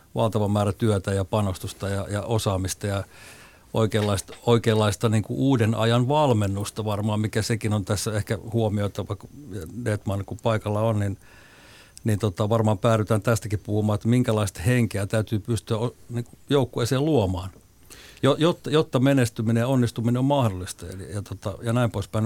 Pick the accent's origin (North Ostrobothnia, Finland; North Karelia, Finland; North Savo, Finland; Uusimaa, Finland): North Savo, Finland; Suonenjoki; mä asuin lapsuuteni Suonejoella – 70-luvulla Kuopion lähellä pien, pienellä paikkakunnalla